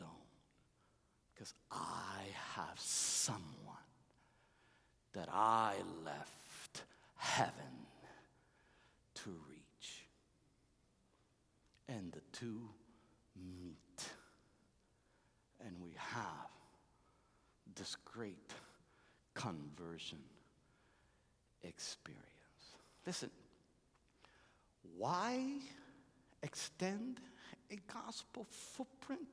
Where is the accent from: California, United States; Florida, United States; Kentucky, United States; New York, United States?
Florida, United States; Hialeah; While we were growing up in Hialeah